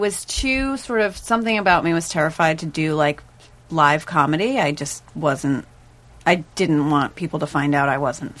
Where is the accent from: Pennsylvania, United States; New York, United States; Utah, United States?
New York, United States; also born or lived in Brooklyn, New York / Connecticut; I'm from New York. Uh-huh. Like, born in Brooklyn, raised outside the city, and then lived there ever since college.